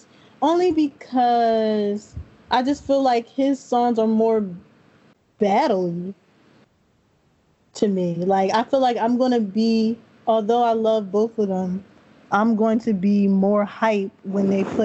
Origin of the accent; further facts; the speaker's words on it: New Jersey, United States; I'm from Jersey too.